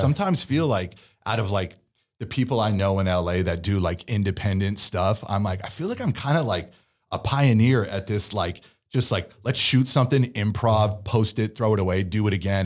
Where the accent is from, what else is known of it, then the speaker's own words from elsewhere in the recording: Pleasanton, California, United States; accent: Valley Boy; also born or lived in San Diego; growing up in the Bay